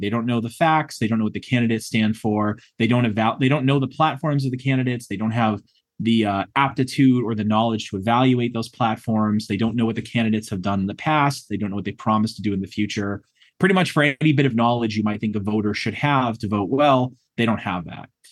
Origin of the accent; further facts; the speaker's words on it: New England, United States; moved away; I'm from the New England area originally.